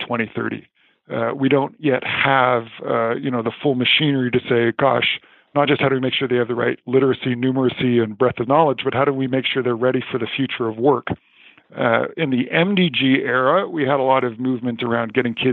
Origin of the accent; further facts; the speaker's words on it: Canada; I'm Canadian